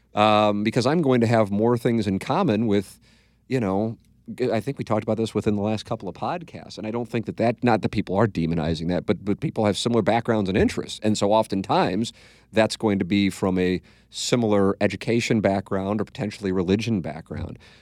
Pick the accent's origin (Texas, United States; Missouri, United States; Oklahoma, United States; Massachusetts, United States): Missouri, United States; St. Louis; growing up in South Saint Louis